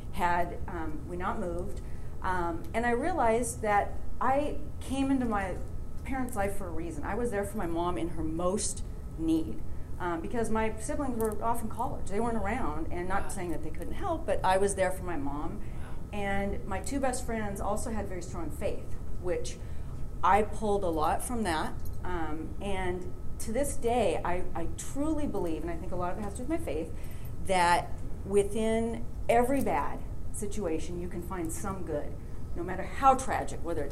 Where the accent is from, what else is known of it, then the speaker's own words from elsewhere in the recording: Seattle, Washington, United States; also born or lived in Bellevue; grew up in West Seattle